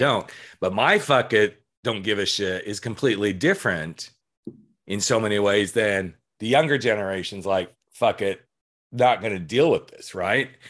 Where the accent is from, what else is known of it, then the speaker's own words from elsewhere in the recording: Colorado, United States; growing up in Colorado